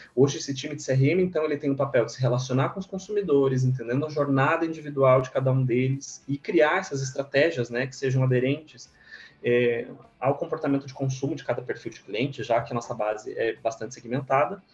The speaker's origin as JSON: {"language": "Portuguese", "town": "Monte Castelo", "region": "Santa Catarina", "country": "Brazil", "also_born_or_lived": "Florianópolis", "moved": "yes", "said": "eu sou de Santa Catarina, eu sou do interior do estado, de uma cidade bem pequena, de Santa Catarina, chama Monte Castelo"}